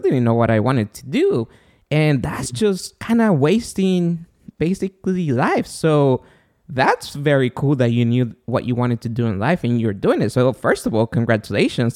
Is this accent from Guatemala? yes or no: yes; Guatemala; moved away; I'm from Guatemala